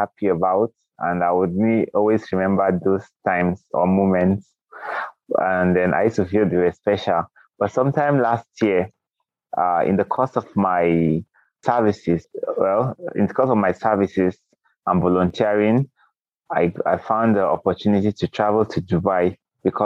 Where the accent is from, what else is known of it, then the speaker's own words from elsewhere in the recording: Kogi, Nigeria; I am from Nigeria in a place called Kogi State. Kogi State is a state in Nigeria, and I grew up here